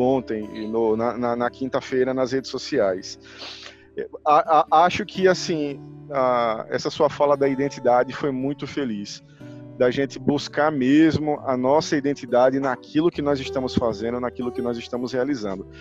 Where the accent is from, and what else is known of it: Rio Grande do Norte, Brazil